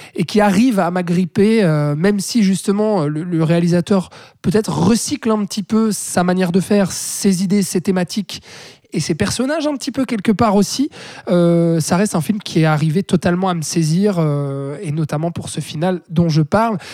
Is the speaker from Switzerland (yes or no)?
yes; Switzerland; chez nous en Suisse